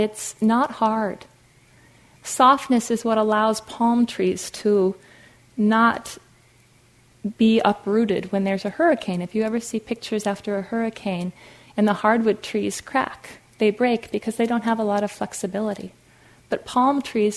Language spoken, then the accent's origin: English; Fargo, North Dakota, United States; I grew up in Fargo, North Dakota, like the movie